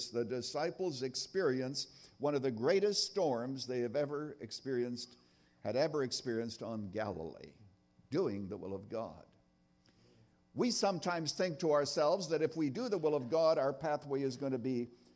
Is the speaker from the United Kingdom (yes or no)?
no; Canada; I was brought up in Canada in a little town, actually born on a farm. out there in Canada